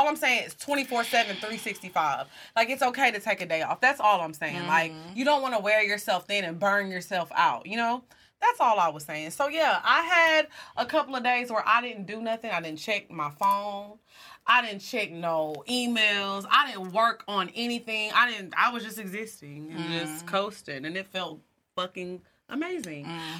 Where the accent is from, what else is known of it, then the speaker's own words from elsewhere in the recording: Dallas, Texas, United States; Hey, I'm from Dallas. And I eat Rudy's, period.